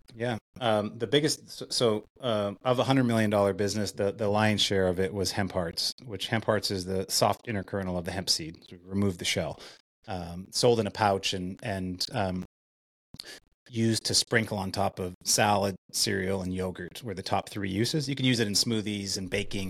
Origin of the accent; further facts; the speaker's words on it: Winnipeg, Manitoba, Canada; in Winnipeg, in, in my hometown